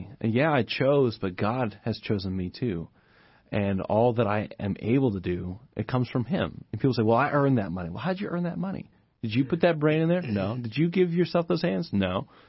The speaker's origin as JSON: {"language": "English", "country": "Japan", "tie": "born or raised there", "said": "I grew up in Japan, which is not a whole lot different than us in terms of just living standards and that kind of thing. But we were poor."}